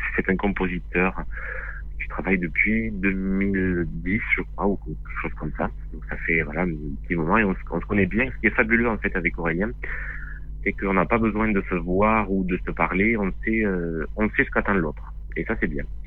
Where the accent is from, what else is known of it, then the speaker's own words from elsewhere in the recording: Lot, Occitania, France; On, est originaire du Lot